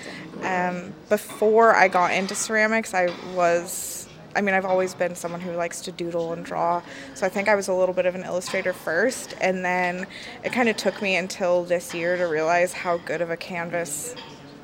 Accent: Seattle, Washington, United States; moved away as an adult; now in Northern Ireland, United Kingdom; I'm from Seattle, Washington

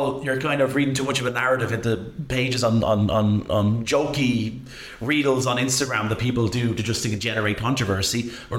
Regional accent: Rush, Leinster, Ireland; Growing up in Rush was great.

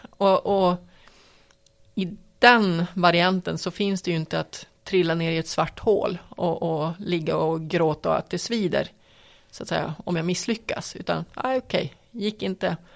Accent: Piteå, Norrbotten County, Sweden; jag menar, jag kommer ju från Piteå, det är ju mitt, mitt ursprung, det är ju det originalet om man säger så.

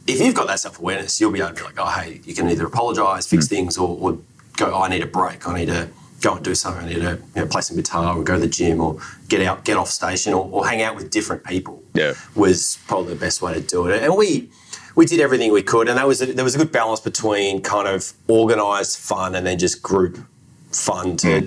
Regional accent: Australia; I'm Australian

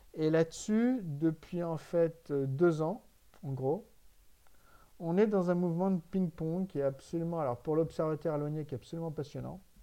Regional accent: France; en tant que Français

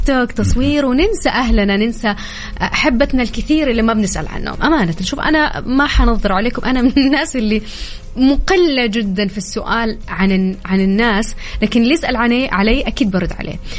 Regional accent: Taif, Makkah Province, Saudi Arabia; انا من مواليد الطايف

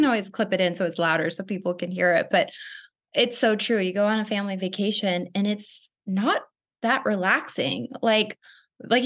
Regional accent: Arizona, United States; Growing up in Arizona

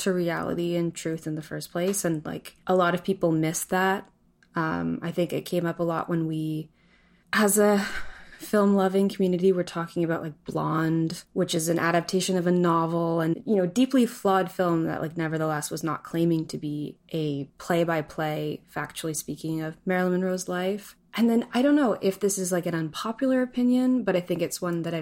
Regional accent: Canada; I'm also just a film critic and former film grad, and I'm from Canada.

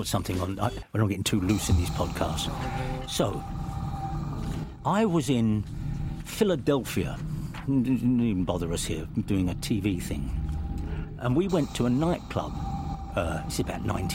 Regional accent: England, United Kingdom; I'm English

